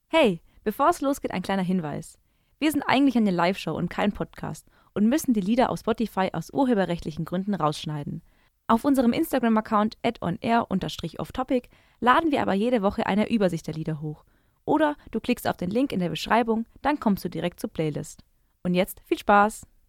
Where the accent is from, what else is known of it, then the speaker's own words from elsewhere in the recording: Baden-Württemberg, Germany; now in Munich, Germany; ich komme nicht aus Bayern. Ich bin doch, ich bin doch aus Baden-Württemberg. Ich bin doch Schwab